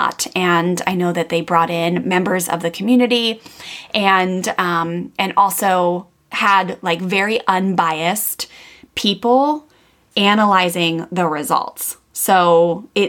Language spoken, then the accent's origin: English; Maryland, United States; I grew up in Maryland, … and I both did, on the East Coast of the United States, very close to Washington, DC